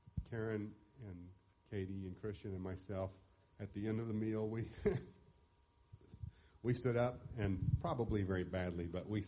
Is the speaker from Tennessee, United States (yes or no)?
yes; Mount Juliet, Tennessee, United States; I grew up right here in Mount Juliet.